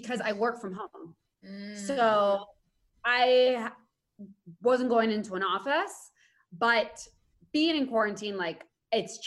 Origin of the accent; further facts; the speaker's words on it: Spain; now in United States; I grew up in Spain